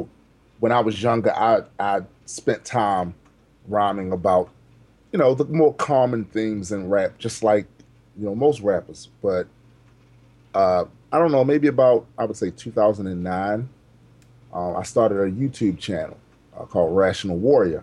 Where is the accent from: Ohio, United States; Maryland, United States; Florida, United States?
Maryland, United States; Baltimore; I was born and raised in Baltimore City, Maryland